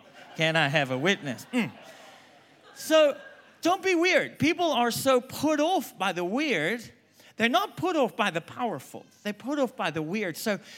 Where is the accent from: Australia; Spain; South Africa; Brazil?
South Africa; moved away as an adult; also born or lived in England; now in United States; I'm South African, if you haven't picked up by now. I lived there for like 22 years. I've lived in England for 2 years. I've lived in America for 22 years. I don't even know what my accent is.